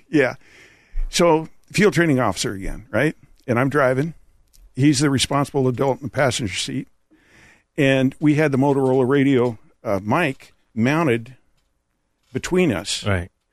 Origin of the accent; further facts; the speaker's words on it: California, United States; also born or lived in San Jose; I'm from California, California native